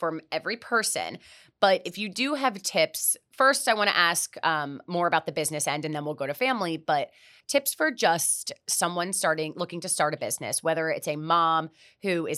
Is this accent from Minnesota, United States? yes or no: no; Miami, Florida, United States; also born or lived in New York; I am born and raised in Miami